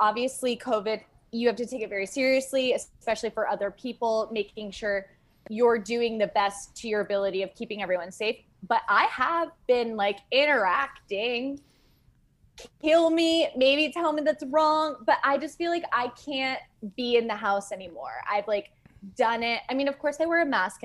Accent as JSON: {"language": "English", "town": "East Hampton", "region": "New York", "country": "United States", "tie": "born or raised there", "also_born_or_lived": "Los Angeles", "moved": "as an adult", "said": "I'm originally from East Hampton, New York"}